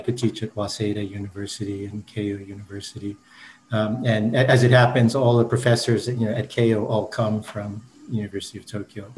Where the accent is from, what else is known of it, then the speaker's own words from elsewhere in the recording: Brandon, Manitoba, Canada; moved away as an adult; also born or lived in Japan; I grew up in Manitoba, you know, in a small town in Brandon